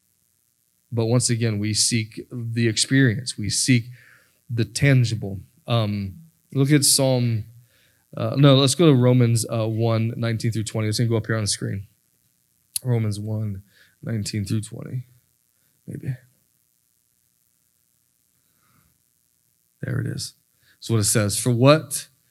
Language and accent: English; Florida, United States; moved away; I'm from Florida